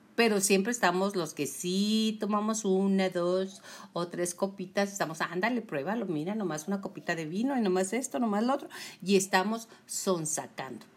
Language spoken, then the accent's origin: Spanish; Chihuahua, Mexico; soy de Chihuahua, ¿eh? Por eso hablo con la Che.